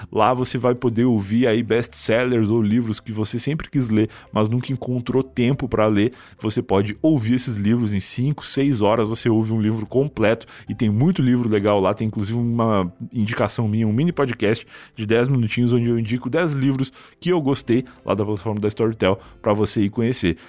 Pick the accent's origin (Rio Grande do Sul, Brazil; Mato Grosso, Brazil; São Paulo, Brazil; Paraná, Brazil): Rio Grande do Sul, Brazil; moved away; eu sou gaúcho e lá no Sul